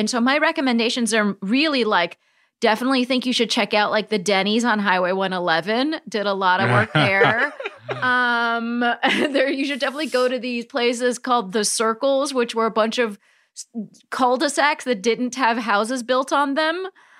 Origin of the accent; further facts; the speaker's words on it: Palm Springs, California, United States; moved away; I grew up in Palm Springs, California.